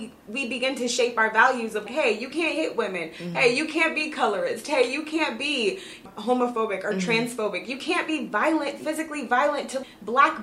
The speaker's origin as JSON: {"language": "English", "country": "United States", "said": "who we are as American people"}